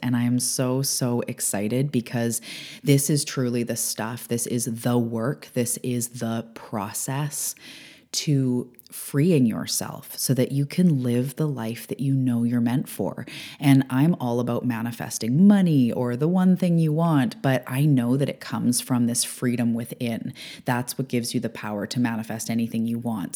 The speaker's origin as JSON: {"language": "English", "country": "Canada", "said": "I'm a Canadian"}